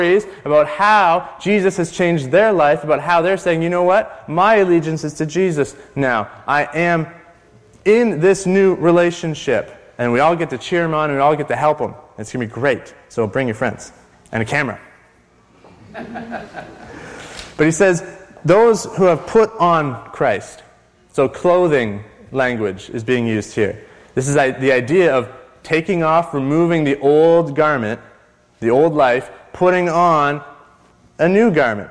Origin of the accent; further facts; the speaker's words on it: Canada; I'm still a white male Canadian